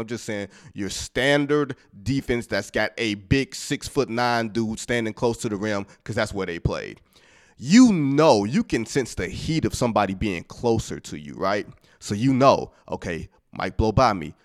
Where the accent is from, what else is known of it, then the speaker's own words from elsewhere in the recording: Detroit, Michigan, United States; I'm from Detroit